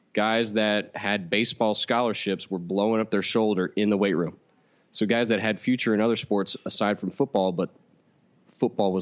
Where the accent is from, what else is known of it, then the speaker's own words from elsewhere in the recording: Katy, Texas, United States; I'm from Katy, Texas, in which a small town shuts down every single Friday